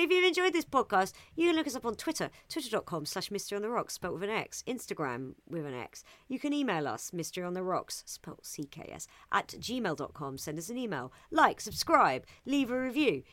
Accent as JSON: {"language": "English", "region": "England", "country": "United Kingdom", "said": "I'm English"}